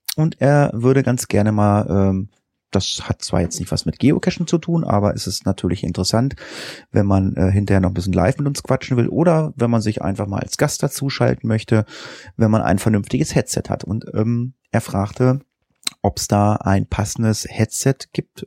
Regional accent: Northern Germany, Germany; hier bei uns in Norddeutschland.

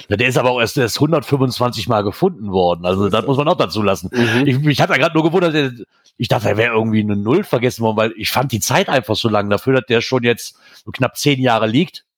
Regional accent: Eifel, Germany; Ich ich komme aus der Eifel, Nähe von der Eifel.

